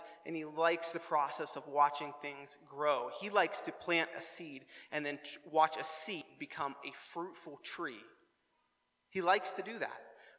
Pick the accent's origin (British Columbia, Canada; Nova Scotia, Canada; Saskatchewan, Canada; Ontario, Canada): Nova Scotia, Canada; New Waterford; I'm reminded of all the times of growing up in New Waterford and driving through New Waterford in the late spring and the early summer and smelling that fresh aroma of poop.